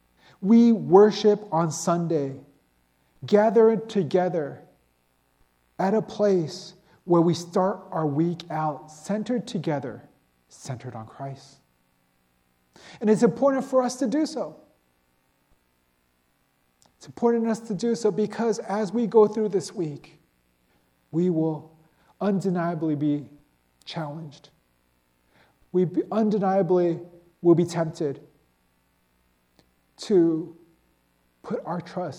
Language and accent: English; United States; being this American individualistic type of person